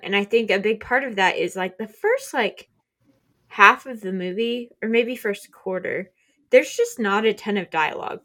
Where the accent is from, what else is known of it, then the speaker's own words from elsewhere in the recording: Oklahoma, United States; we're from Oklahoma